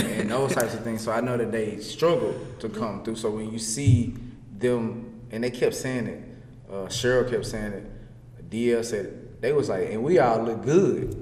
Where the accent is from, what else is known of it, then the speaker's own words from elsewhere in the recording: Louisiana, United States; now in Texas, United States; I'm from Louisiana.